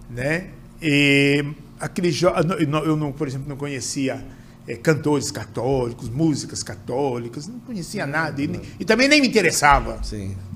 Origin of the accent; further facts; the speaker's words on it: Cruzeiro, São Paulo, Brazil; Meu irmão era presidente da escola de samba lá da minha cidade, de Cruzeiro.